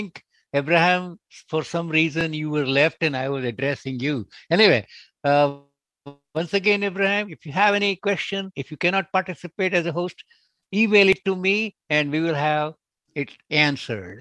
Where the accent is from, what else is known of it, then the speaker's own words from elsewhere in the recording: India; moved away; I'm also originally from India